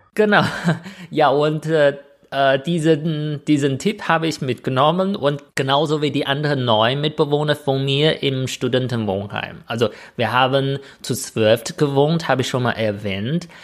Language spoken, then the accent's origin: German; northern China, China; German is a second language; moved away; ich komme auch aus Nordchina